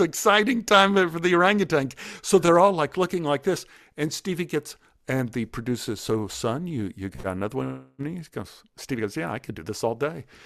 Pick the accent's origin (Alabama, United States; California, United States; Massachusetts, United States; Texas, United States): Texas, United States; Dallas; I grew up in Oak Cliff, I grew up with a lot of bullies